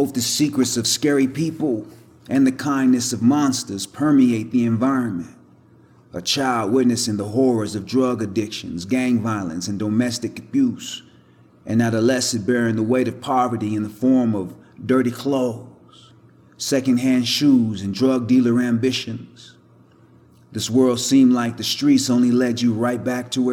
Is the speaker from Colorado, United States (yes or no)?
yes; Denver, Colorado, United States; I was born in Denver, Colorado. St. Joseph's Hospital